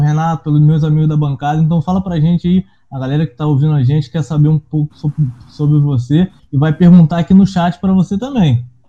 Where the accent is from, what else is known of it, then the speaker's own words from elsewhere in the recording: São Gonçalo, Rio de Janeiro, Brazil; now in Macaé, Brazil; Eu sou de São Gonçalo, não tenho tanto esse contato com a galera de Macaé, tô aqui faz uns 10 anos